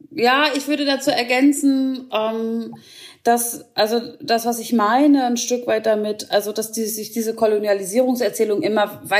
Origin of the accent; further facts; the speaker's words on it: West Germany, Germany; moved away; dass ich als Westdeutscher, der jetzt hier schon 20 Jahre lebt im Osten, auch nicht mehr sage, dass ich aus dem Westen komme